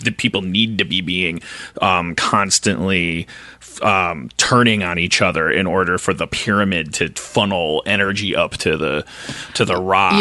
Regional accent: Wisconsin, United States; I'm from Wisconsin. I was raised in the 70s

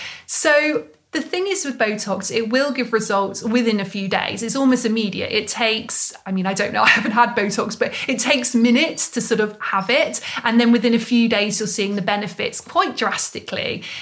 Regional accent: Mongolia; English is a second language; So I'm from Mongolia. I'm studying face yoga teacher training right now.

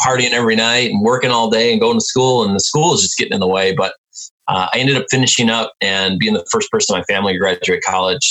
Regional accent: Milwaukee, Wisconsin, United States; also born or lived in Detroit, Michigan; I'm from Milwaukee, so we have Summerfest

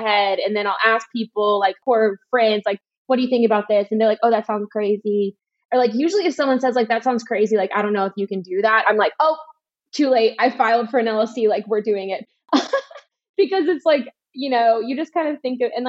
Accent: Alabama, United States; I'm from the South

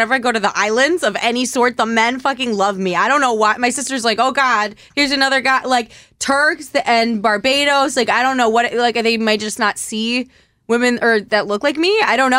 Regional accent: United States; I'm like, no, I'm American.

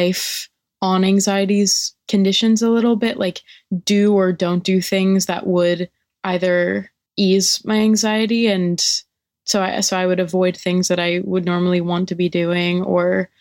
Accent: New York City, New York, United States; I'm from New York City.

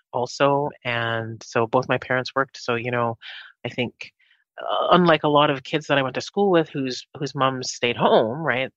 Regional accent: Winnipeg, Manitoba, Canada; also born or lived in Jamaica; I grew up in Winnipeg. So I'm originally from Jamaica. Grew up here in Winnipeg

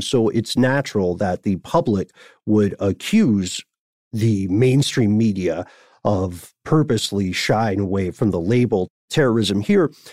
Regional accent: Nashville, Tennessee, United States; my hometown

